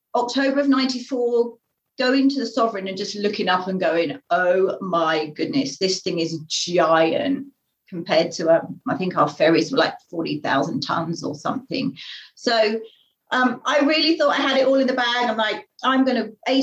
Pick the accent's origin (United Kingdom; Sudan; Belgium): United Kingdom; Finglesham, South East England; moved away; I grew up in Finglesham.